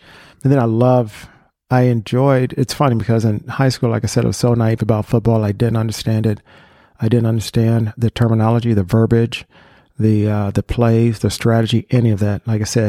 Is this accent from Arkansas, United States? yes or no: no; Ohio, United States; born or raised there